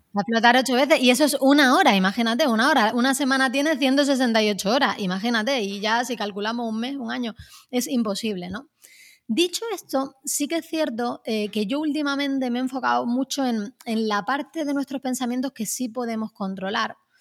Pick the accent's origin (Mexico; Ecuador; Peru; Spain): Spain; Málaga, Andalusia; me uní a un taller de escritura creativa en Málaga, de donde yo soy